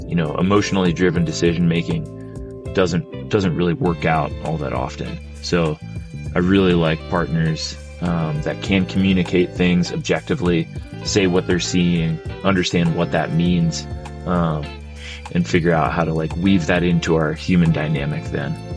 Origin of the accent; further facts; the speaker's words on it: Pennsylvania, United States; moved away; I, I grew up in Pennsylvania